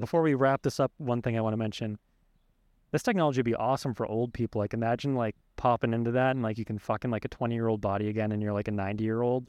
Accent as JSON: {"language": "English", "country": "United States", "tie": "born or raised there", "said": "I was born in America"}